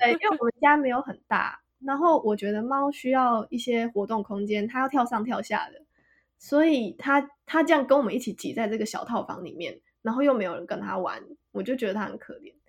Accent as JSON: {"language": "Chinese", "town": "Kaohsiung", "country": "Taiwan", "tie": "born or raised there", "also_born_or_lived": "Taipei, Taiwan", "moved": "yes", "lives_now": "Kyoto, Japan", "said": "老家在高雄"}